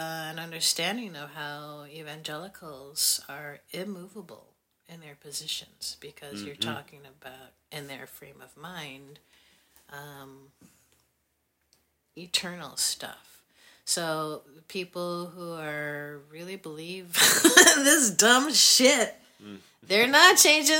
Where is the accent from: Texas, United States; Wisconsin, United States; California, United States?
Wisconsin, United States; I'm from Wisconsin